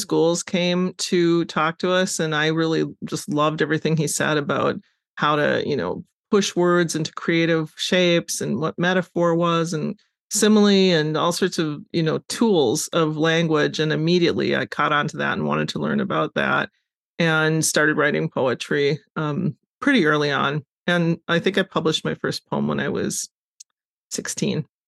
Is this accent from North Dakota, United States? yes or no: yes; Wahpeton, North Dakota, United States; I grew up in North Dakota